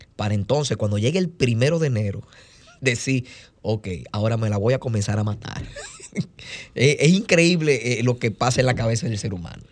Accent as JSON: {"language": "Spanish", "country": "Dominican Republic", "said": "nosotros lo que hacemos los dominicanos es comer"}